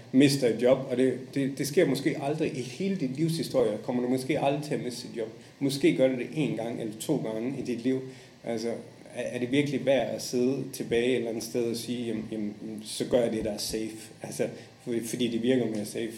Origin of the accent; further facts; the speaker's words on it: Esbjerg, Southern Denmark, Denmark; moved away as an adult; also born or lived in Japan / Indonesia / Saudi Arabia / Maldives; now in Dubai, United Arab Emirates; jeg kommer fra Esbjerg